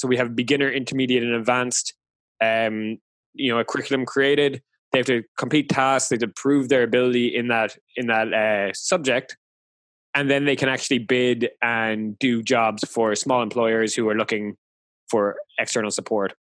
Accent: Ireland; I'm Irish, so it's a nice throwback to Ireland.

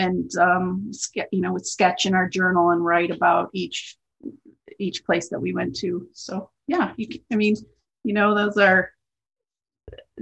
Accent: River Forest, Illinois, United States; I grew up in a suburb called Oak Park, Illinois. Well, actually I grew up in River Forest, but it's Oak Park and River Forest is practically the same place.

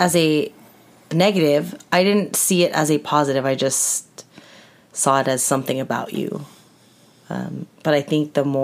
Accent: Orange County, California, United States; I grew up in Orange County

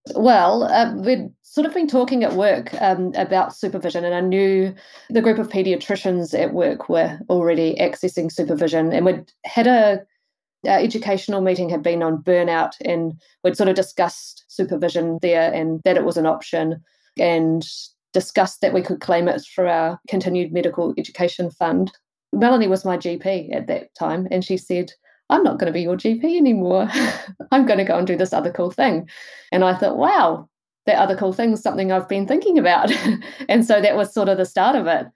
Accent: Wellington, New Zealand; moved away as an adult; also born or lived in Rotorua; now in Tauranga, New Zealand; I'm from Wellington originally

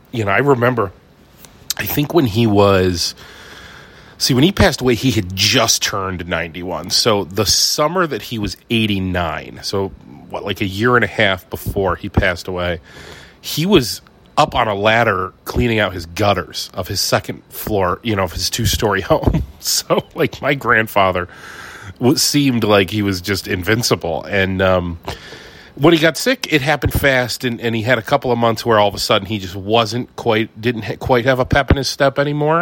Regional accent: Ohio, United States; moved away; I'm from Ohio

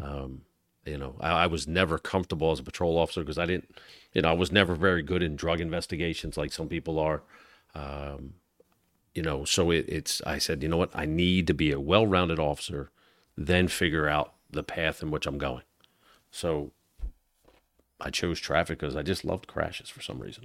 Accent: Galloway, New Jersey, United States; growing up in South Jersey

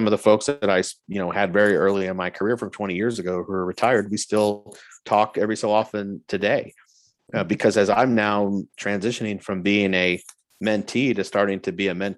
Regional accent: Florida, United States; moved away as an adult; also born or lived in Alabama / Germany; I grew up in Florida

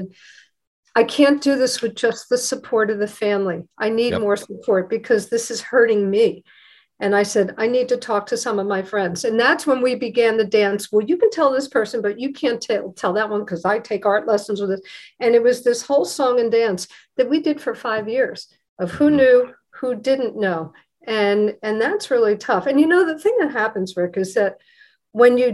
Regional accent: United States; I grew up right outside of New York

